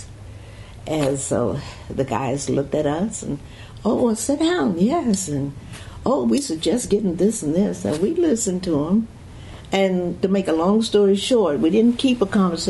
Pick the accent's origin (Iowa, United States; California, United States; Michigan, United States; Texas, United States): Texas, United States; Fort Worth; I was born in Fort Worth, Texas